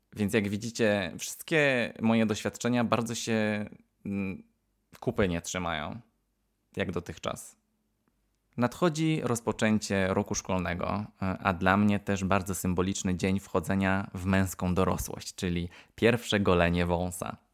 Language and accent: Polish; Poland; born or raised there; moved away; also born or lived in United States